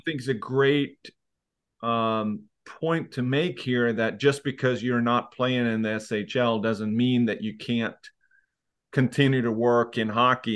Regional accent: Leksand, Dalarna County, Sweden; I am from Lexand

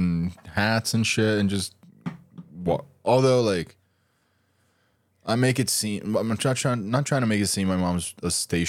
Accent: Brazil; Brazil. Like, they're like, you realize that show is from here, right?

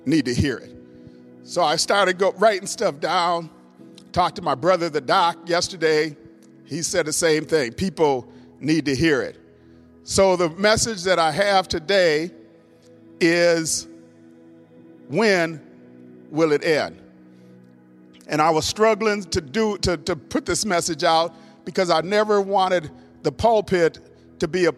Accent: Minnesota, United States; moved away; my home state, Minnesota, where I was born, raised

